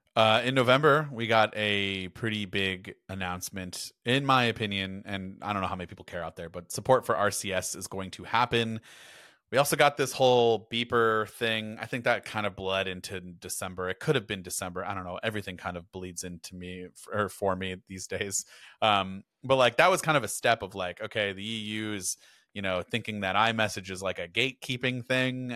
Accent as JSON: {"language": "English", "country": "United States", "said": "I am American and we say Porsche in America"}